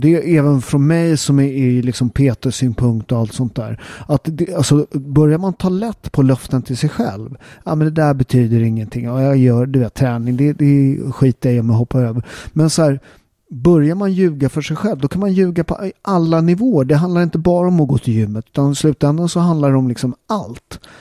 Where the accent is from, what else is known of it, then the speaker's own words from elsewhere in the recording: Sweden; jag är född och uppväxt i Sverige och min mamma är halvsvensk